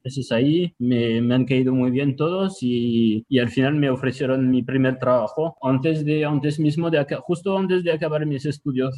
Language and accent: Spanish; Tours, Centre-Val de Loire, France; Spanish is a second language; moved away as an adult; also born or lived in Nantes, France; now in Barcelona, Spain; Yo nací en el centro de Francia, en una ciudad pequeñita que se llama Tours. Me quedé ahí hasta los 18 años